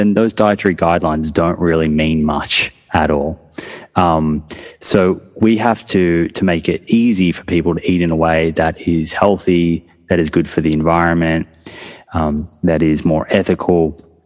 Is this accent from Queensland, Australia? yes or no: no; Melbourne, Victoria, Australia; now in New South Wales, Australia; I'm from Melbourne. So Melbourne tends to be a football state. And then New South Wales, which is actually where I live now, is more of a rugby state